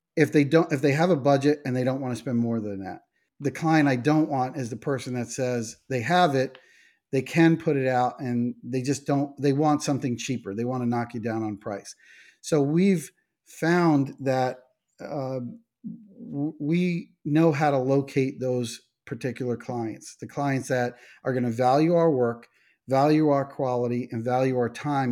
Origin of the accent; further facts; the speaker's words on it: New York, United States; we're from New York